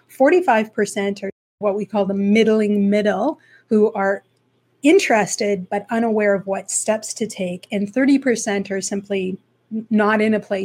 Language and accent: English; Slave Lake, Alberta, Canada; now in Ontario, Canada; I'm originally from Alberta. I was born and raised in a small town, Slave Lake, Alberta.